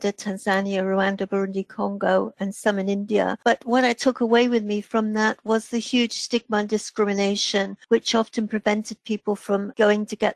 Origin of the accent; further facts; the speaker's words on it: England, United Kingdom; now in Wales, United Kingdom; I reside in Wales, except I'm English